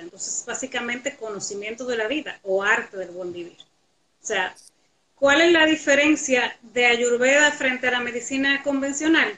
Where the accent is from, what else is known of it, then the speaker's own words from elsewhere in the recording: La Vega, Dominican Republic; los que nos criamos juntos en La Vega